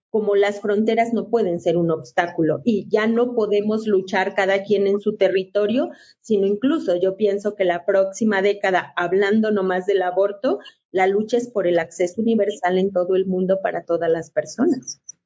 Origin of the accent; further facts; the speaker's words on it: León, Guanajuato, Mexico; Yo soy guanajuatense, primero voy a ser guanajuatense y siempre a leonesa